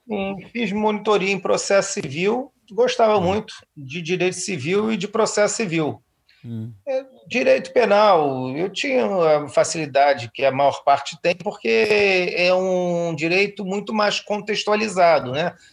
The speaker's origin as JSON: {"language": "Portuguese", "region": "Rio de Janeiro", "country": "Brazil", "tie": "born or raised there", "said": "eu fui criado em Auma, né, um, bairro"}